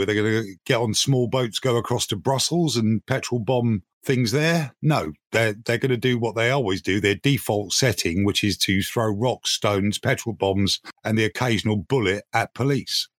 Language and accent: English; United Kingdom; We are, oh, in fact, British.